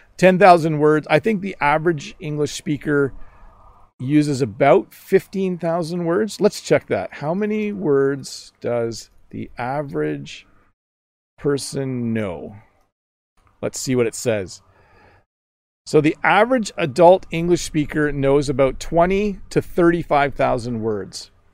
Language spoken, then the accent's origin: English; Canada; accent: Canadian; in my Canadian accent